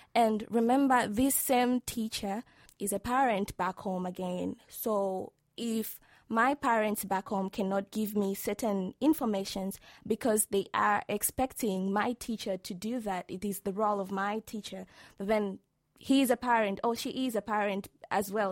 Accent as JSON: {"language": "English", "country": "Tanzania", "said": "from the beautiful land of the United Republic of Tanzania."}